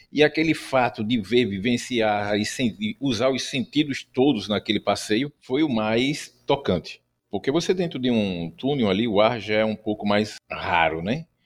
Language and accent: Portuguese; Recife, Pernambuco, Brazil; tenho 51 anos e sou do Recife Mal Assombrado.